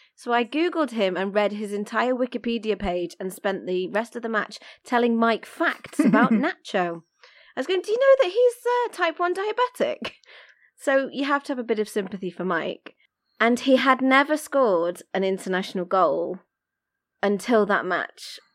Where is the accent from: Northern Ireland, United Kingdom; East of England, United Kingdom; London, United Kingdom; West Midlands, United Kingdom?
West Midlands, United Kingdom; Coventry; I grew up in Coventry, you couldn't really get further from the sea